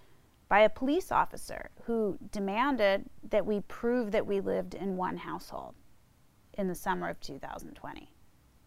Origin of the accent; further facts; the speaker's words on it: East Coast, United States; moved away; also born or lived in South Bay, California / San Francisco, California; I'm from the East Coast